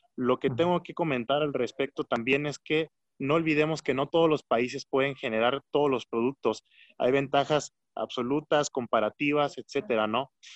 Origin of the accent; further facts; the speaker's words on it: Michoacán, Mexico; aunque somos michoacanos